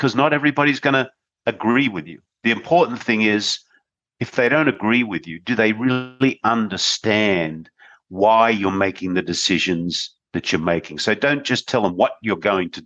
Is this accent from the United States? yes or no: no; Australia; I was born in Australia